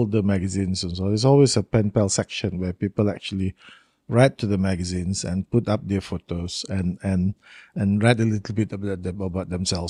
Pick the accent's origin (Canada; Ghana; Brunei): Brunei; Tutong District; also born or lived in Seraya; So I was actually born in Seraya. And then after a few years, he was moved to Tutong. So I went to school in Tutong.